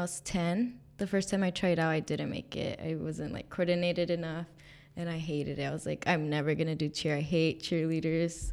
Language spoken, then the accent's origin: English; Mendota, California, United States; moved away as an adult; also born or lived in Fresno, California; I was born in Fresno, California, and then I was raised in the Central Valley in a small farm town called Mendora